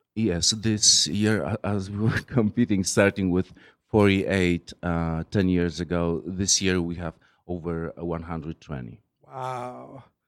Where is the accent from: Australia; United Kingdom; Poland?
Poland; moved away as an adult; now in New York, United States; I, am originally from from Poland